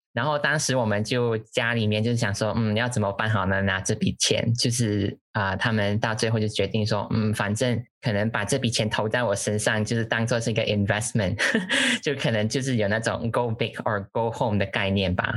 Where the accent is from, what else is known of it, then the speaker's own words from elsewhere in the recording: Malaysia; accent: Malaysian; also born or lived in London, United Kingdom; now in Dublin, Ireland; 我是马来西亚人，目前居住在都柏林爱尔兰。嗯，在 Facebook 上班，跟依安在不同的部门上班。呃，然后目前是居住在爱尔兰快两年了。呃，之前是在英国伦敦的城市大学 Cass Business School 念书